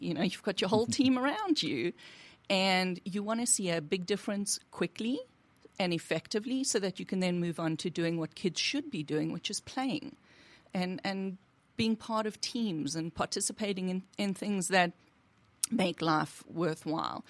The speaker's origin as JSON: {"language": "English", "country": "South Africa", "tie": "born or raised there", "moved": "yes", "lives_now": "United States", "said": "I'm originally from South Africa"}